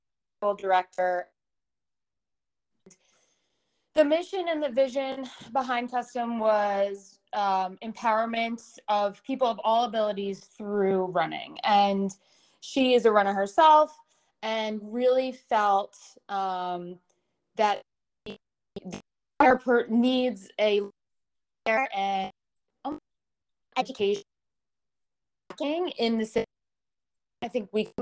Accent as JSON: {"language": "English", "region": "New York", "country": "United States", "moved": "as an adult", "lives_now": "Connecticut, United States", "said": "I'm originally from New York, but I now live in the great state of Connecticut"}